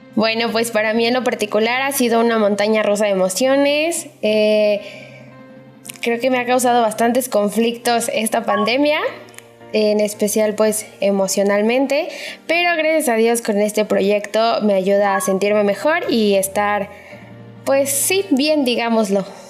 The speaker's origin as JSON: {"language": "Spanish", "town": "Naucalpan", "region": "State of Mexico", "country": "Mexico", "said": "yo soy del Estado de México, específicamente del municipio de Naucalpan"}